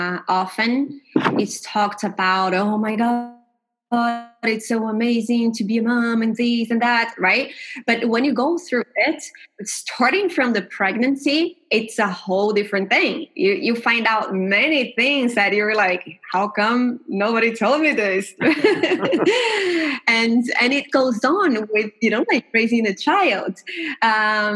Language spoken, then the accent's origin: English; Brazil; I'm from Brazil